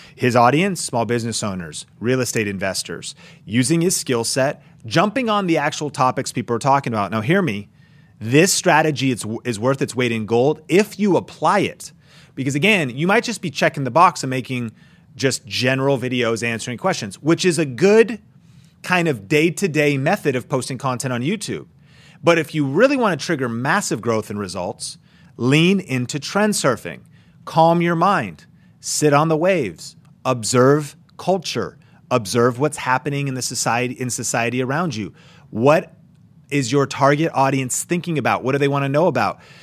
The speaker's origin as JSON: {"language": "English", "town": "Seattle", "region": "Washington", "country": "United States", "tie": "born or raised there", "said": "I grew up in the Northwest, so skateboarding and snowboarding was my thing"}